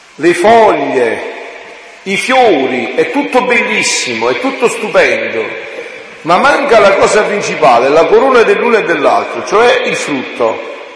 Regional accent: Southern Italy, Italy; born or raised there

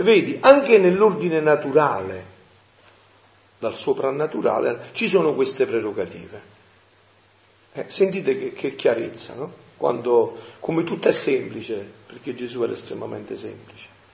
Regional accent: Montefusco, Campania, Italy; nel mio paese, a Montefusco, un paese di montagna

